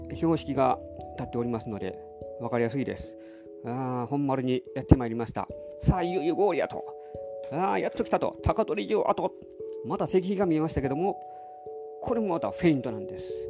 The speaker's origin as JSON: {"language": "Japanese", "region": "Nara", "country": "Japan", "tie": "born or raised there", "said": "うちの実家はあの奈良の住宅地やった"}